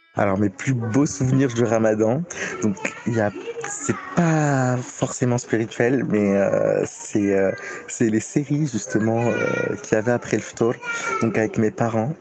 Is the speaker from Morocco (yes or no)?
yes; Morocco; je suis marocain, je suis marocain